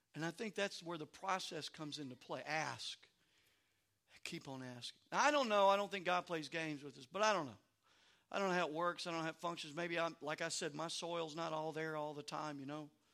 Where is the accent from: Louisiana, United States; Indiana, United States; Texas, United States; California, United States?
Louisiana, United States; moved away; also born or lived in Maryland; I grew up in Louisiana